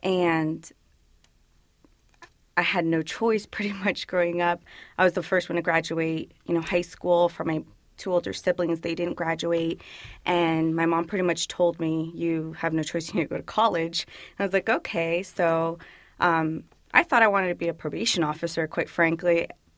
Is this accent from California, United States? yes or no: no; Woodbridge, Virginia, United States; first language Spanish; English is a second language; I'm from Virginia. I was born and raised in Virginia. A little bit about myself. I grew up in Woodbridge, Virginia, and I come from a Salvadoran family, both mom and dad. They migrated back in 1989.